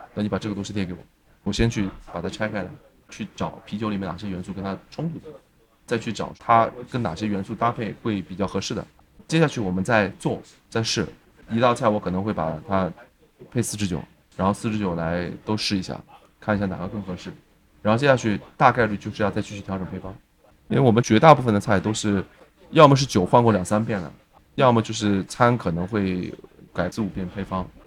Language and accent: Chinese; China; 我们中国人在处理海鲜类的